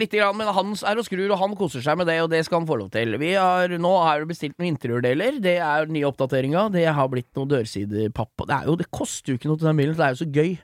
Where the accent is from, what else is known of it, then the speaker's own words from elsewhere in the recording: Lillesand, Agder, Norway; Jeg er fra Lillesand